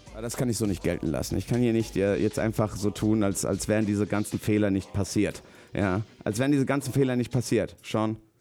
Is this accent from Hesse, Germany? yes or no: yes; Rüsselsheim, Hesse, Germany; wo ich groß geworden bin, äh, ist der Ruf Rüsselsheims nicht so cool